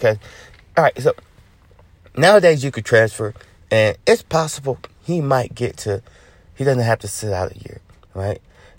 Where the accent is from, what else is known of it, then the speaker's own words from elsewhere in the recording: Georgia, United States; I'm from Georgia.